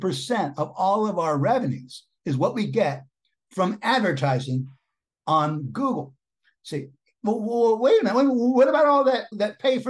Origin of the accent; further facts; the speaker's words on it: Cocoa Beach, Florida, United States; I grew up in Cocoa Beach, Florida.